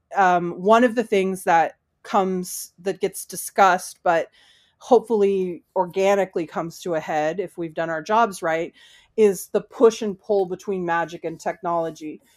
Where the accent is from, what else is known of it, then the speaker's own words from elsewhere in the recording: United States; I'm an American.